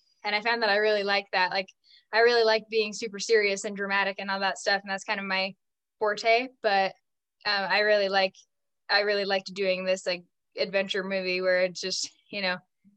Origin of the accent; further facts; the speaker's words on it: Utah, United States; I grew up in Utah